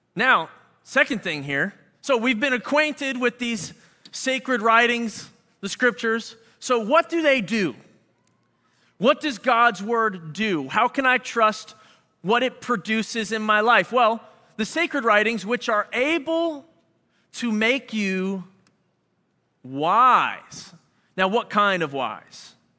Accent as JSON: {"language": "English", "town": "Philadelphia", "region": "Pennsylvania", "country": "United States", "moved": "yes", "lives_now": "Chicago, United States", "said": "we're from Philly"}